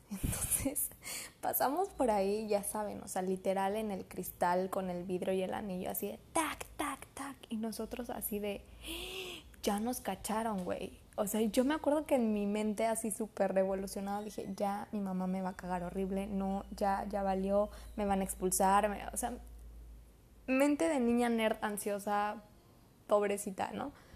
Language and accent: Spanish; Mexico; como buenos mexicanos